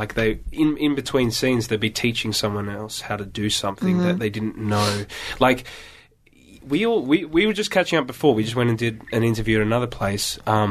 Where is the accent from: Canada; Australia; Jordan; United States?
Australia; accent: Australian; I'm from Australia. I haven't seen a yacht.